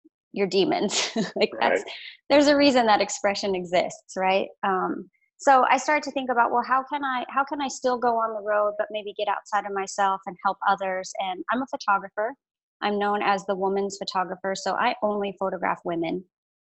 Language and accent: English; Alaska, United States; also born or lived in Florida; now in Oregon, United States; I grew up in Alaska.